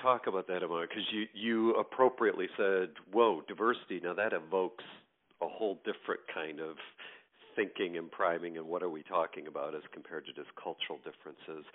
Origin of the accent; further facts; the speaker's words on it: greater New York area, United States; moved away as an adult; now in Michigan, United States; I'm originally from the East Coast, um, New York, greater New York area, and currently live in the state of Michigan